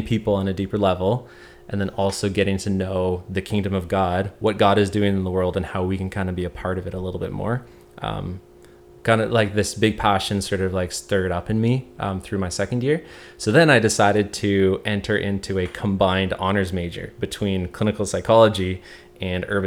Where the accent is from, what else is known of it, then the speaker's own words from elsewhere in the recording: Hamilton, Ontario, Canada; since I'm from Hamilton, I kind of knew the area well